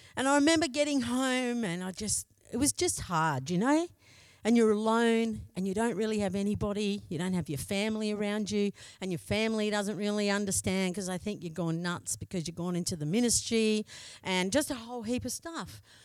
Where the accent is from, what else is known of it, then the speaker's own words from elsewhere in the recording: Broken Hill, New South Wales, Australia; moved away as an adult; also born or lived in Menindee; I come from Broken Hill, yeah? So I come from Broken Hill.